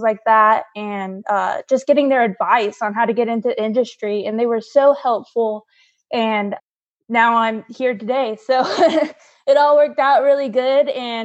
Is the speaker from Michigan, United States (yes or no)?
no; California, United States; moved away as an adult; also born or lived in Florida / North Carolina; now in Asheville, United States; I was born and raised in California